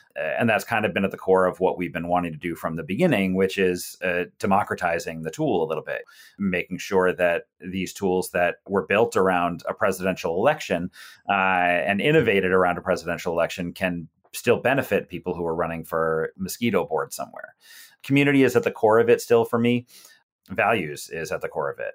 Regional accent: South Shore of Massachusetts, United States; now in Hyattsville, United States; I grew up on the South Shore of Massachusetts

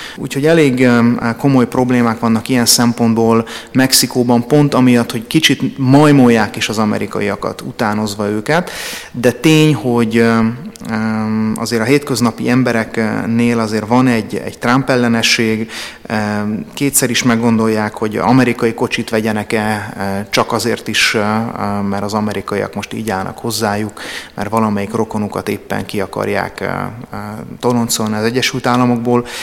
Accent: Hungary; magyar vagyok

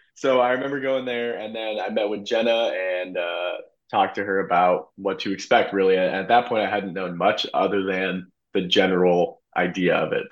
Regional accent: St. Charles, Illinois, United States; I am from St. Charles, uh, born and raised. Went to St. Charles East High School

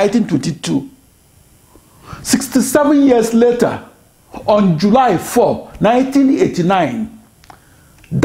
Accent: Nigeria; now in United States; I am that Nigerian. I am that Nigerian supercomputer scientist

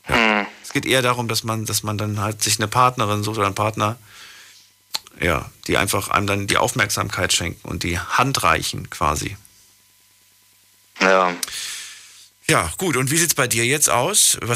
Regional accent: Ludwigshafen, Rhineland-Palatinate, Germany; ja, ja, aus äh, Ludwigshafen

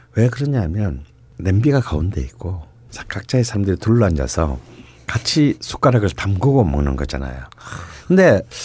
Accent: Busan, South Korea; moved away; 부산 출신이지만

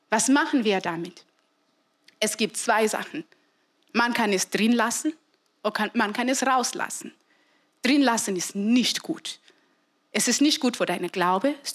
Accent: Zimbabwe; es war wirklich nicht üblich, dass man keine Mama hat. Und besonders bei uns in Simbabwe, es war immer so, dass vielleicht eine Frau stirbt, dann heiratest du sofort.

